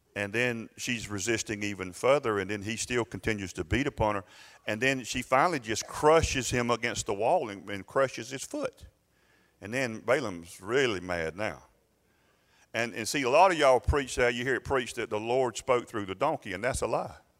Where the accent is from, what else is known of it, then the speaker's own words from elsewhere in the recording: United States; as American people